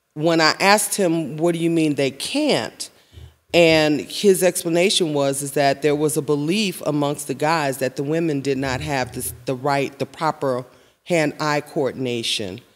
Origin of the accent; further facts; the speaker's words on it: Chicago, Illinois, United States; I was born and raised in High Park